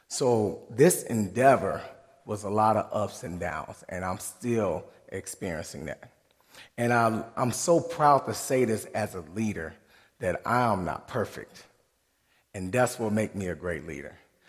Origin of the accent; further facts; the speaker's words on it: South Haven, Michigan, United States; I'm from South Haven, Michigan, right off the lake.